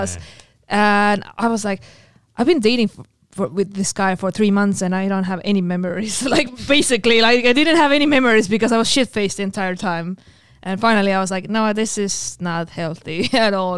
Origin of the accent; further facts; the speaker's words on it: Estonia; also born or lived in Finland; I'm from Estonia. I learned Russian in school.